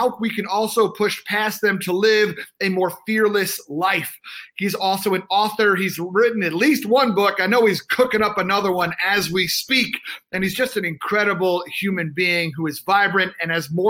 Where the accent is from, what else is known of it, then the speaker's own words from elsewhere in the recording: New York, United States; also born or lived in North Carolina; I'm from New York